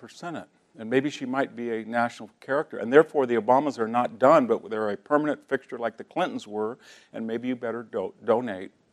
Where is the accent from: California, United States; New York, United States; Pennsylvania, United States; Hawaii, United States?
California, United States; Selma; my hometown in Salma, California